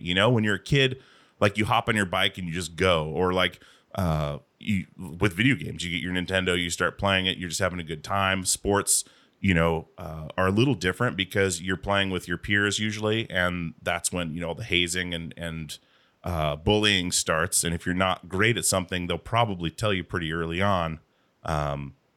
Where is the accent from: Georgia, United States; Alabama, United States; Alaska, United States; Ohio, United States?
Alaska, United States; moved away as an adult; also born or lived in Portland; we moved down to Portland from Alaska